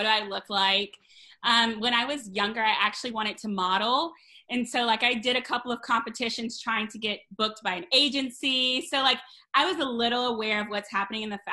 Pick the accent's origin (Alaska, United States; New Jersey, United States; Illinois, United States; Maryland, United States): Maryland, United States; Potomac; moved away as an adult; also born or lived in Kentucky / Washington, D.C.; now in New York, United States; So I'm originally from Kentucky, but I grew up in Potomac, Maryland